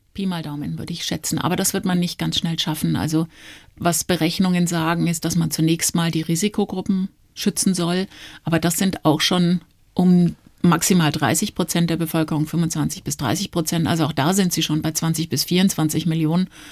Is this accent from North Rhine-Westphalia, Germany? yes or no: no; Nuremberg, Bavaria, Germany; moved away as an adult; also born or lived in Stuttgart / Durban, South Africa / Switzerland / Frankfurt; now in Munich, Germany; meine Eltern sind dann relativ schnell nach Nürnberg gezogen. Da bin ich auch aufgewachsen, habe meine Kindheit verbracht